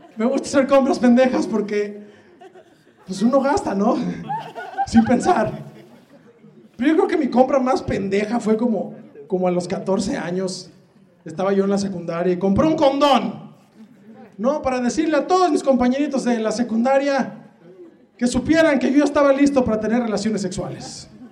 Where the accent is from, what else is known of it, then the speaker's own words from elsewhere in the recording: Guadalajara, Jalisco, Mexico; soy de Guadalajara, Jalisco